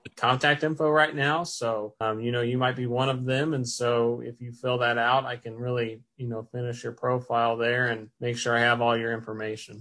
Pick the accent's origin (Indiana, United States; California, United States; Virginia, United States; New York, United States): Indiana, United States; Brownstown; I'm from Brownstown, uh, so that's where went to Brownstown Central and graduated from there